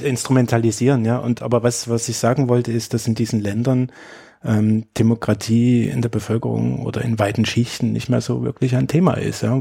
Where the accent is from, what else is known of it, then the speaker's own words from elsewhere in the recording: Germany; Also ich bin in der DDR aufgewachsen